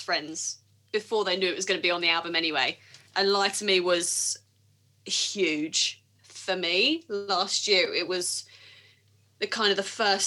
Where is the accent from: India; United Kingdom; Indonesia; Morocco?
United Kingdom; I'm terribly British and awkward